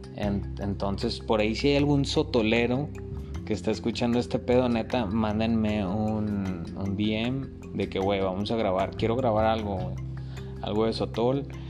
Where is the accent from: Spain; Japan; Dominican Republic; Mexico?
Mexico; Monclova, Coahuila; somos de Monclova. Los monclovenses somos a toda madre, sea, Carnita asada, caída a la casa, güey. Así crecí yo